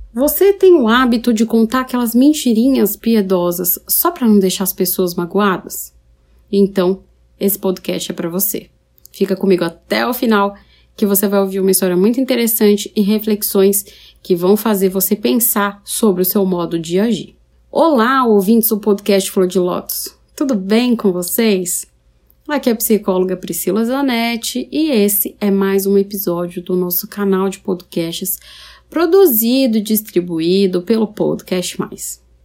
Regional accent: São Paulo, Brazil; moved away as an adult; now in Paraná, Brazil; Eu sou de São Paulo, capital. Eu estou no interior do Paraná agora.

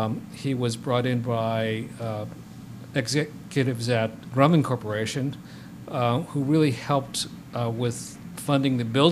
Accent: California, United States; now in New York, United States; And I'm from California.

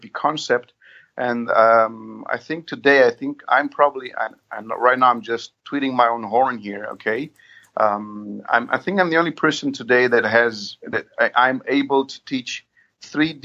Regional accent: Romania; I'm from Romania.

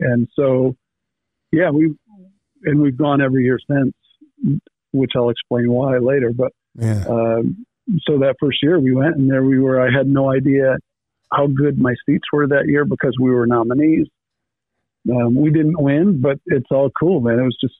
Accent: Freeville, New York, United States; Here, I grew up in Freeville, and I've done some touring, and I've seen the world a bit

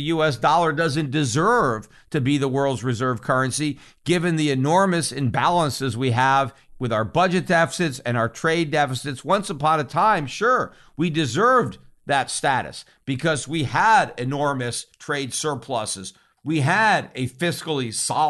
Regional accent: United States; as an American

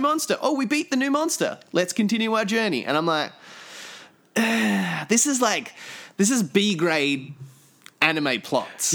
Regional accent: Australia; moved away; me growing up in Australia

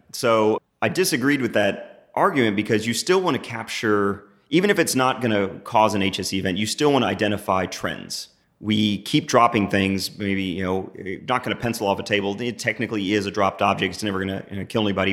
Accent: New Braunfels, Texas, United States; I grew up in New Braunfels. I'm back here in the Hill Country

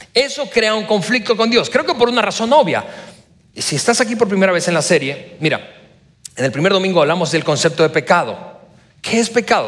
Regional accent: Venezuela; now in Mexico; yo no soy mexicano, yo casi soy mexicano, pero soy venezolano de nacimiento. Así que haber nacido en Venezuela

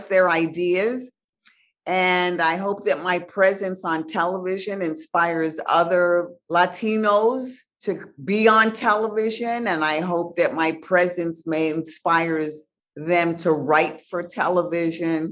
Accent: New York City, New York, United States; I'm from the Bronx

